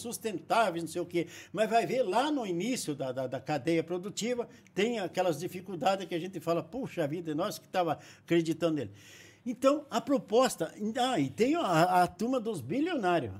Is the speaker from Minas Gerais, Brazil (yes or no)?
no; Castro, Paraná, Brazil; moved away; Eu nasci em Castro, aqui perto de Ponta Grossa